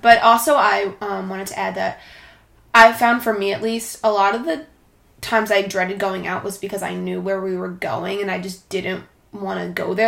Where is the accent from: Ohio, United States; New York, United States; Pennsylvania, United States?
New York, United States; Long Island; I'm from Long Island, New York.